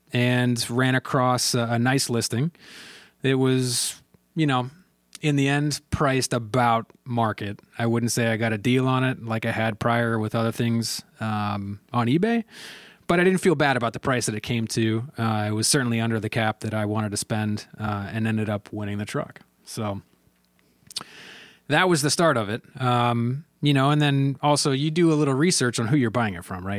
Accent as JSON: {"language": "English", "town": "Raleigh", "region": "North Carolina", "country": "United States", "tie": "born or raised there", "said": "So, and I grew up in Raleigh, North Carolina."}